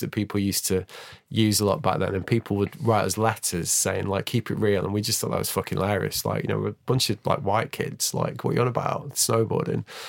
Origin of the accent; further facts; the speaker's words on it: Manchester, North West England, United Kingdom; I grew up in Manchester